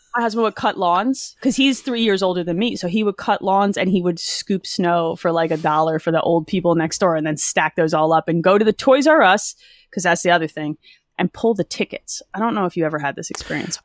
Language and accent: English; New Jersey, United States; also born or lived in Philadelphia; Jersey, born and raised